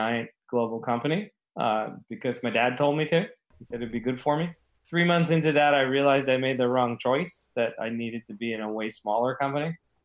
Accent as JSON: {"language": "English", "region": "New Jersey", "country": "United States", "tie": "born or raised there", "also_born_or_lived": "Los Angeles, California", "said": "born in New Jersey, lived there for a few years, and then my parents moved to L.A. And then when I was about 10, I moved back to New Jersey and stayed there through high school"}